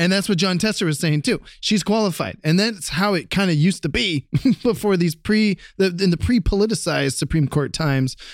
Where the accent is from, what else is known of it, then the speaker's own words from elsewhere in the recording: Columbus, Ohio, United States; moved away; we've got a lot of gun crime back in my hometown of Columbus, Ohio